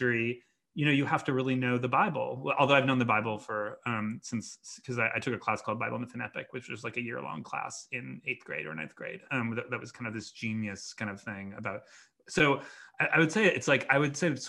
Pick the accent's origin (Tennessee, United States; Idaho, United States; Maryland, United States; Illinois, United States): Illinois, United States; Chicago; I grew up in Chicago